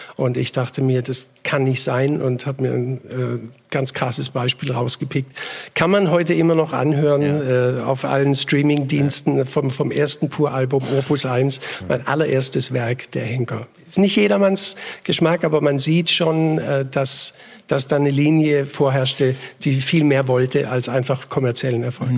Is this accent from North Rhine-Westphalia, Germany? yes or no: no; Ingersheim, Baden-Württemberg, Germany; also born or lived in Bietigheim-Bissingen; meine Heimatgemeinde Groß-Ingersheim. Mhm. Da bin ich geboren, 61, im Siedlungshaus, im Wohnzimmer